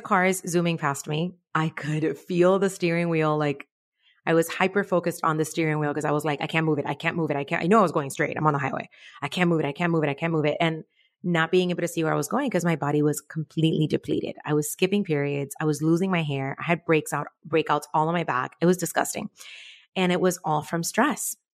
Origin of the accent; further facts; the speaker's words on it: Cuba; moved away; I was born in Cuba